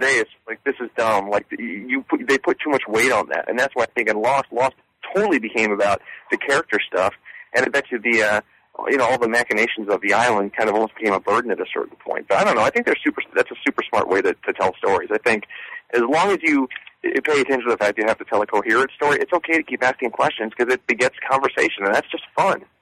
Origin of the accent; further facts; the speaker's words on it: Sarasota, Florida, United States; I'm from Sarasota, which is basically where Cougar Town is on that map